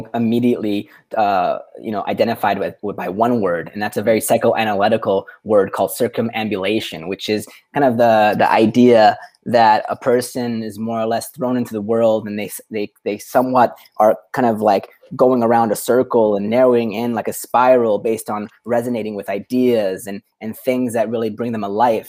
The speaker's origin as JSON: {"language": "English", "town": "Vancouver", "region": "British Columbia", "country": "Canada", "tie": "born or raised there", "also_born_or_lived": "Dubai / Europe", "moved": "as an adult", "lives_now": "Portugal", "said": "I grew up in Vancouver, Canada, and then I've been an expat, lost at sea. In places like Dubai and all across Europe, and now based in Portugal"}